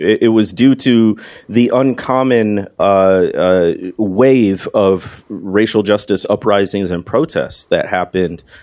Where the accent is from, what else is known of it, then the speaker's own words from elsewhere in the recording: Chicago area, Illinois, United States; moved away as an adult; also born or lived in Mississippi Delta; I came from the Chicago area originally